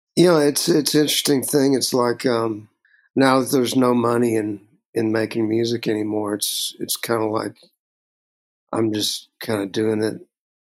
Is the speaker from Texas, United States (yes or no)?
yes; Texas, United States; Growing up in Texas